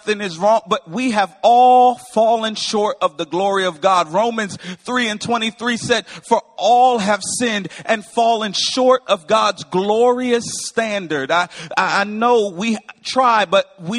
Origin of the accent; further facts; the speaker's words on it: Windsor, Connecticut, United States; I am from Windsor, Connecticut, born and raised. I'm a Northeasterner.